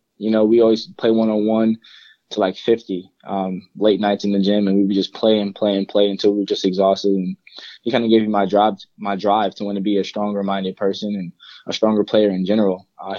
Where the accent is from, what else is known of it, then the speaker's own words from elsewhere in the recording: Bronx, New York, United States; Mainly, I grew up in Bronx, New York. I kind of moved around a lot when I was younger.